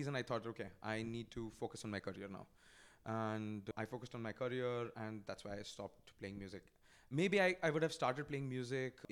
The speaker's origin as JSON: {"language": "English", "town": "Bhubaneswar", "region": "Odisha", "country": "India", "tie": "born or raised there", "moved": "yes", "said": "I was in my hometown, when I was in Bhubaneswar"}